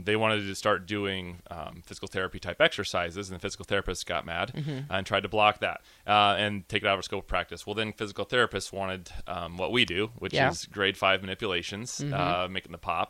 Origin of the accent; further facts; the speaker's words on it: Gretna, Nebraska, United States; I'm a local kid. So I grew up in Gretna